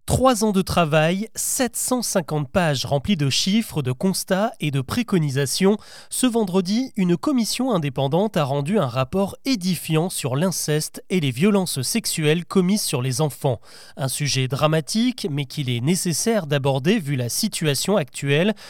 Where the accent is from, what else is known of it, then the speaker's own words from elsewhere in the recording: France; Chez nous en France